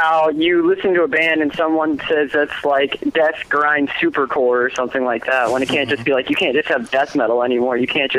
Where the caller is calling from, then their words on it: Florida, United States; I'm from Florida.